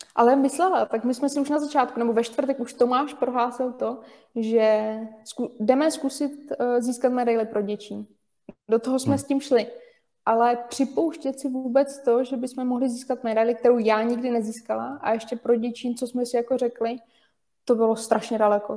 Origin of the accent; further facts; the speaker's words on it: Ústí nad Labem Region, Czechia; jsme všichni z Ústeckého kraje, takže se od malička známe